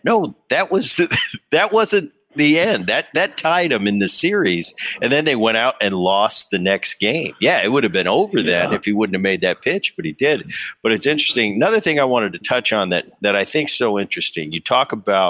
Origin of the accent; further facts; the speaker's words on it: Philadelphia, Pennsylvania, United States; I'm watching Dad growing up in Philly.